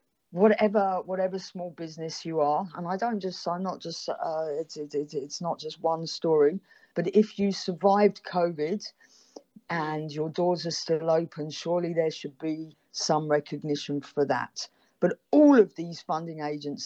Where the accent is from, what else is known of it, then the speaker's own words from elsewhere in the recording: London, United Kingdom; now in Africa; a background of being a Londoner